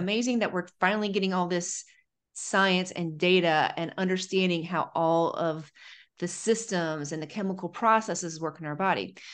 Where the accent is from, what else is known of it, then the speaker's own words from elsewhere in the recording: Ohio, United States; I'm from Ohio